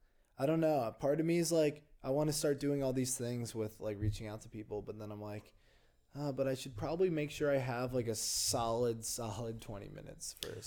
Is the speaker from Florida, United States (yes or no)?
no; Greenwich, Connecticut, United States; moved away; That's where I'm from. I'm from Greenwich.